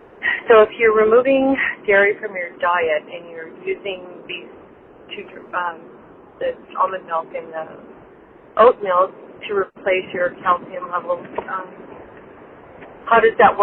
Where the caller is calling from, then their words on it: Loma Linda, California, United States; I'm calling from Loma Linda, California